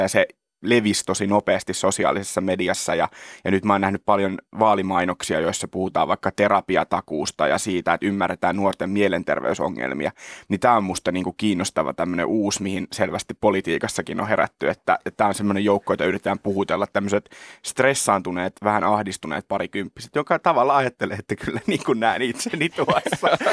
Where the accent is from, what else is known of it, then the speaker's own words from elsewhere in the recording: Kerava, Uusimaa, Finland; olen siis Keravalta kotoisin